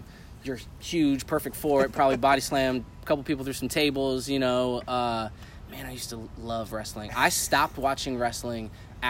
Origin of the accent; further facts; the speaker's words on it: California, United States; also born or lived in Connecticut / El Paso; I was born in Connecticut. I was raised in California, so I lived in California for 11 years.